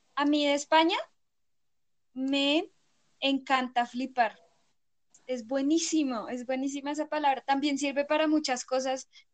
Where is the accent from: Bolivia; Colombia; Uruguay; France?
Colombia; Acá en Colombia